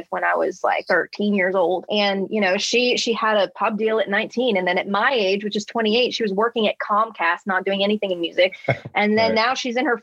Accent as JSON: {"language": "English", "region": "Southern California", "country": "United States", "moved": "yes", "lives_now": "Nashville, United States", "said": "I'm from Southern California"}